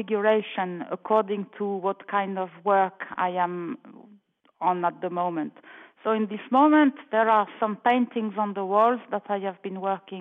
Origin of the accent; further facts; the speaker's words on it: France; moved away as an adult; now in Milan, Italy; I was born in France. And I have lived in Italy, in Milan, to be precise, since 1979